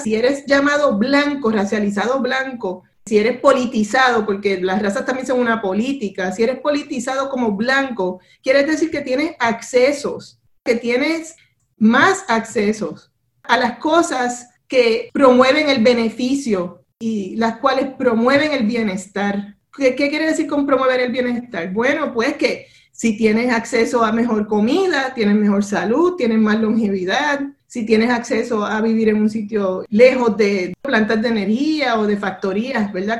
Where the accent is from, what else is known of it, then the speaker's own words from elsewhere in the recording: Puerto Rico; now in Providence, United States; no todos los puertorriqueños somos iguales